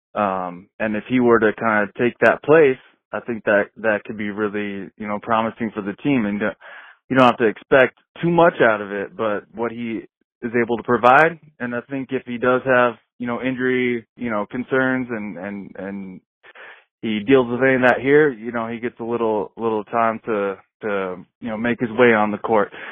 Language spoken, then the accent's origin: English; Chicago, Illinois, United States; now in South Dakota, United States; I'm originally from Chicago, but living in South Dakota right now